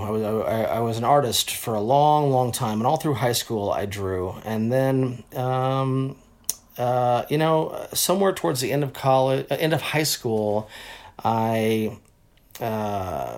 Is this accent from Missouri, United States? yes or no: no; Los Angeles, California, United States; also born or lived in Texas; at 4 years old, I moved out of Texas, came here, and then, yeah, I was in L.A. For most of my life, went to Crossroads over in Santa Monica, but I was a Valley boy, though, so I was a Studio City